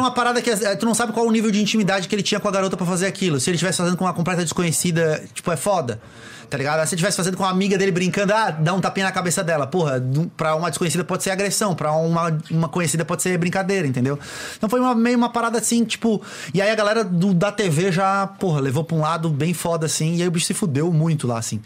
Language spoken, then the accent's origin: Portuguese; Florianópolis, Santa Catarina, Brazil; eu sou de Floripa